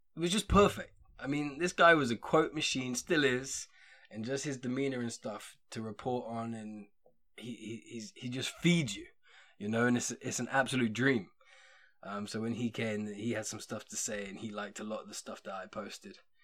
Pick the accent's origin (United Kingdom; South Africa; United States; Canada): United Kingdom; England; being English